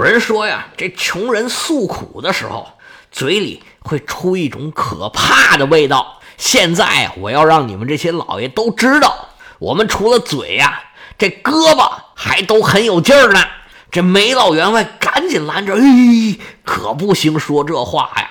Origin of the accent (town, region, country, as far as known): China